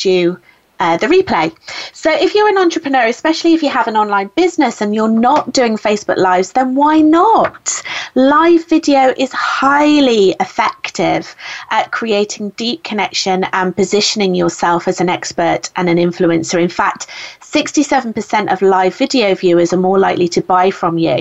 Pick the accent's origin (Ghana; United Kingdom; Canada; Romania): United Kingdom; I'm British